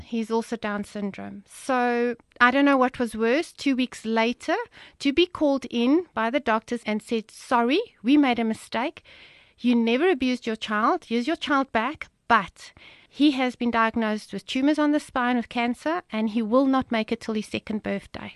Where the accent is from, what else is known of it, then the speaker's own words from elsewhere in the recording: the Vaal, Gauteng, South Africa; moved away; we are originally from the Vaal.